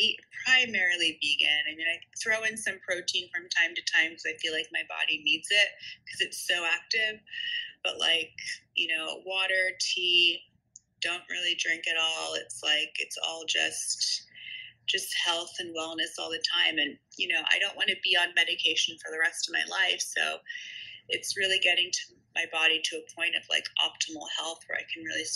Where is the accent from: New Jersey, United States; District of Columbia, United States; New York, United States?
New Jersey, United States; Princeton; I grew up in Princeton, New Jersey